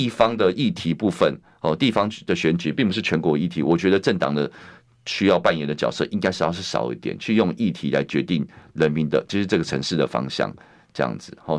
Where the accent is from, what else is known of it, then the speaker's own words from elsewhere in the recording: Taipei, Taiwan; 我是在那个永康街长大。后来也是，后来虽然是搬家，但是搬到隔壁青田街去，对，就是在那附近这样子。